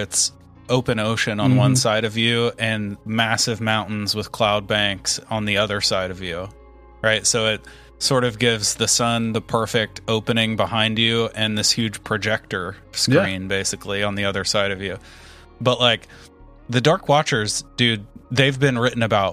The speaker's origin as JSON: {"language": "English", "region": "Indiana", "country": "United States", "tie": "born or raised there", "said": "growing up in Indiana"}